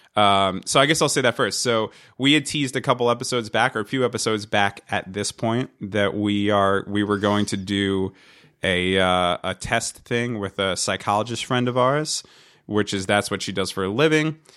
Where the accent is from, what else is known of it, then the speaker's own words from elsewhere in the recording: Hazlet, New Jersey, United States; we grew up in this town called Hazlitt, and that's kinda how we know each other